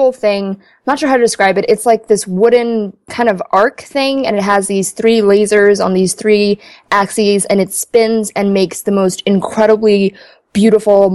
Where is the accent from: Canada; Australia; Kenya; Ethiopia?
Ethiopia; now in United States; I was born in Ethiopia